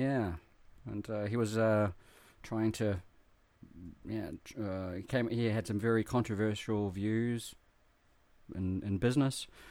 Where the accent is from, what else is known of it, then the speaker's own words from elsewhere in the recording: New Zealand; now in Japan; growing up in New Zealand